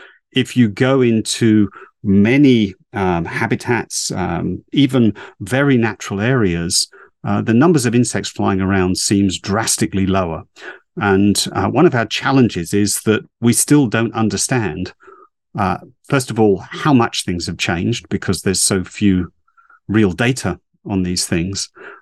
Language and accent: English; East of England, United Kingdom; I grew up in Essex in the UK. In the late 60s, early 70s, I was out and about along the coast there, birdwatching and looking at nature at the time.